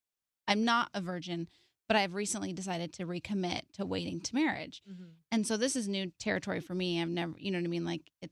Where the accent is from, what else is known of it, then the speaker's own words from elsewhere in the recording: Orange County, California, United States; I never moved far from home. I'm from Orange County.